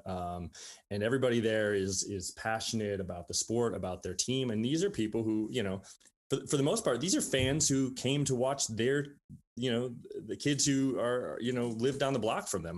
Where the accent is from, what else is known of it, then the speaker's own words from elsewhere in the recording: Saint Paul, Minnesota, United States; moved away as an adult; also born or lived in Grinnell, Iowa; now in Iowa City, United States; I was born in Saint Paul, Minnesota. I grew up there